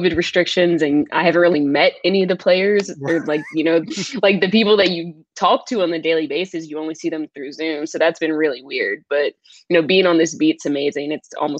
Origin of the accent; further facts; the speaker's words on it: New Orleans, Louisiana, United States; I'm from New Orleans. I went to LSU